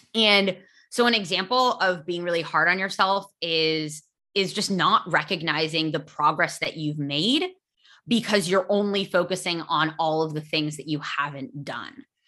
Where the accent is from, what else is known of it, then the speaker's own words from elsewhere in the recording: United States; first language English; I am American